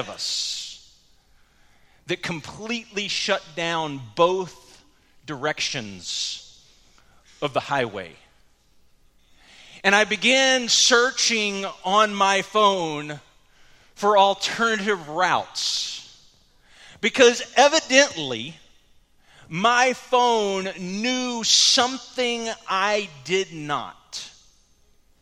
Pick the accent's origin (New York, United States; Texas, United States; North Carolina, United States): Texas, United States; the Metroplex; now in Cleburne, United States; growing up in the Metroplex, I knew my way around the Metroplex pretty well